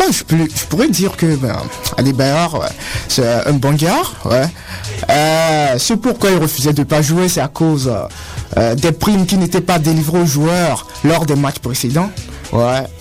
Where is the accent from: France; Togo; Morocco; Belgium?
Togo; Bah, il me manque un petit plus parce que je euh, ne suis pas en Afrique, au Togo, avec mes potes.